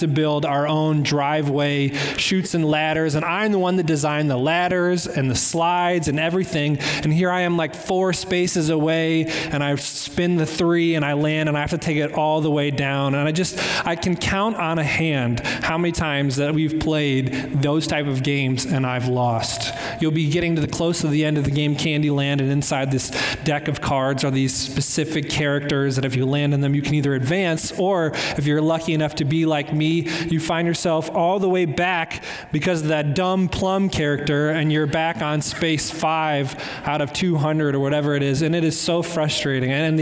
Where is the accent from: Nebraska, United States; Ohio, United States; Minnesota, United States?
Ohio, United States; Cleveland; I'm from Cleveland